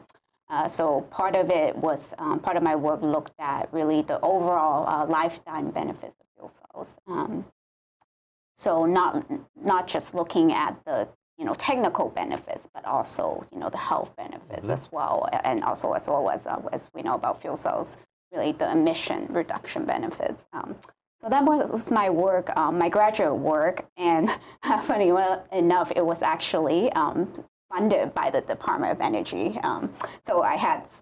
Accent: California, United States; moved away as an adult; now in Hawaii, United States; I grew up in California.

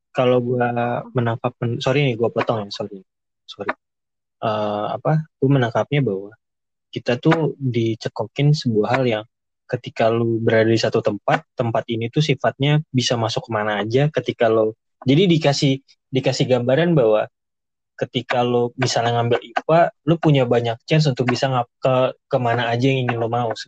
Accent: Medan, North Sumatra, Indonesia; gue nih kebetulan dari Medan terus dia sekarang kerja di Jakarta

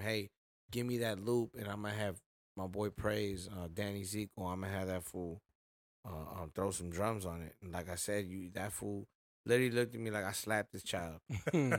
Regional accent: Ontario, California, United States; also born or lived in Montebello, California / East Los Angeles, California; I grew up in the Inland Empire

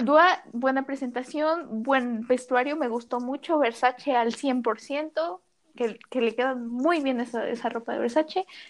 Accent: Mexico; como mexicanos decimos

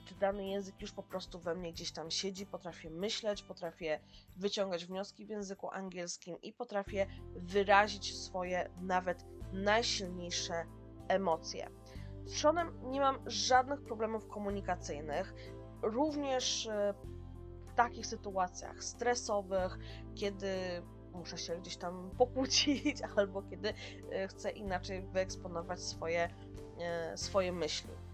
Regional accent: Poland; accent: Slavic; moved away as an adult; now in New Zealand; Ja mam słowiański akcent, ja jestem Słowianką

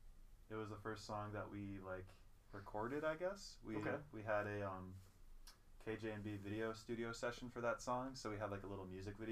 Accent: St. Paul, Minnesota, United States; I'm from St. Paul.

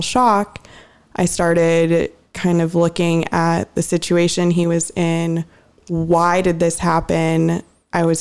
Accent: Mercer Island, Washington, United States; moved away as an adult; also born or lived in Southern California; I grew up on Mercer Island

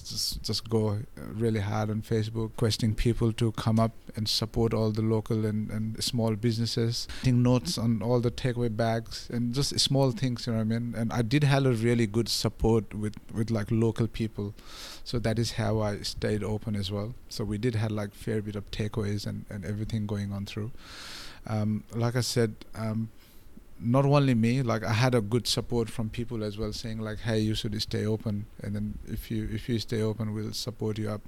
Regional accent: Nepal; English is a second language; moved away as an adult; now in Australia; when I came from Nepal

